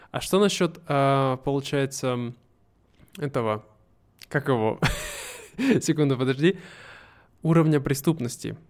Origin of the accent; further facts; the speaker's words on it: Russia; moved away; в моей родной деревне, новая разводная